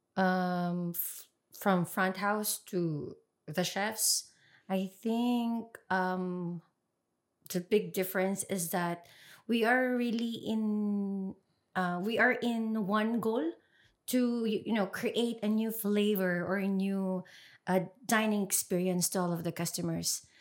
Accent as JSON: {"language": "English", "country": "Philippines", "moved": "as an adult", "lives_now": "Jersey", "said": "I came from Philippines"}